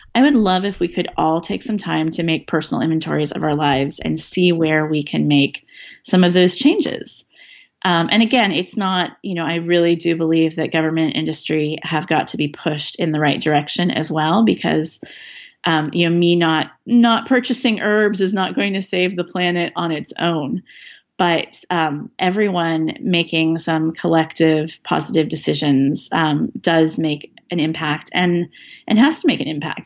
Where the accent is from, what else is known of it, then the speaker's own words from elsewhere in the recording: Northern California, United States; now in Seattle, United States; growing up in Northern California